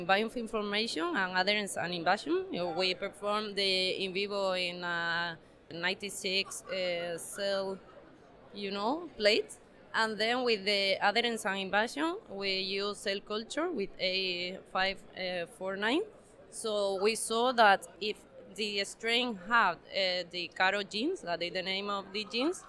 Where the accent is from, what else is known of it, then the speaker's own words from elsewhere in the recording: Spain; also born or lived in Seville, Spain; from Spain